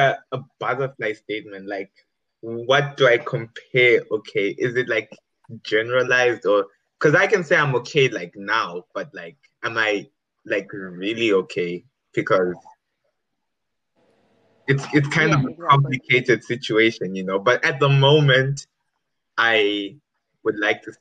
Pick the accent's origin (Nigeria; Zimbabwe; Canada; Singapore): Zimbabwe; now in United Kingdom; I'm currently in the UK and I'm from Zimbabwe